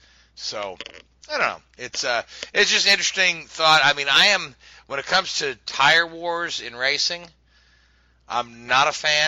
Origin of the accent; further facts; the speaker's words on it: Kentucky, United States; there's a Toyo tire place right here near my hometown in Kentucky.